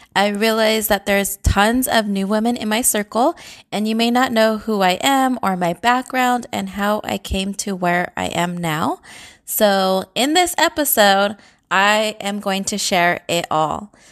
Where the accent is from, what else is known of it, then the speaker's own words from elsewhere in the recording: San Jose, California, United States; I was born and raised in San Jose, California.